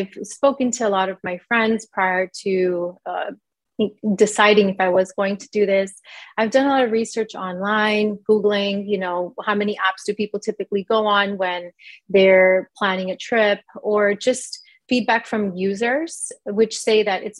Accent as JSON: {"language": "English", "region": "New York", "country": "United States", "tie": "born or raised there", "also_born_or_lived": "India", "said": "Yeah, I was born in India. I came to the United States in New York when I was about 1 year old."}